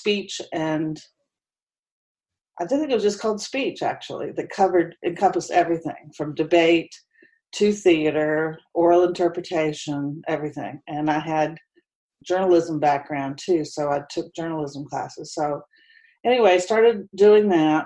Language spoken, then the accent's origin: English; Huntington, West Virginia, United States; moved away as an adult; now in Charlotte, United States; I grew up in Huntington, West Virginia